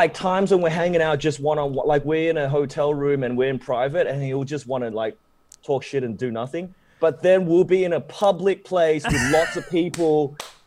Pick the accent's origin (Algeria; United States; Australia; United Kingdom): Australia; accent: Aussie; moved away; Growing up in Australia for an Asian guy